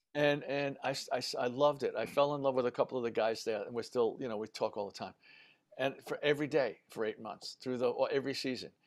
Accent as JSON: {"language": "English", "town": "New York City", "region": "New York", "country": "United States", "tie": "born or raised there", "said": "I grew up in the Bronx."}